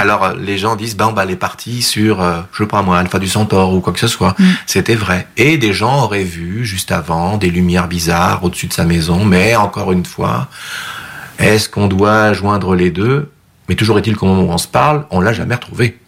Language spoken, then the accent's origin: French; France; moved away as an adult; also born or lived in Rive-Sud, Quebec, Canada; now in Quebec, Canada; ma France natale